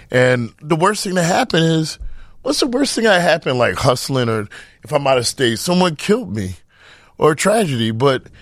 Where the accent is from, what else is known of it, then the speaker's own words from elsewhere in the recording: Midwest, United States; growing up in the Midwest is different than growing up in uh, New York or California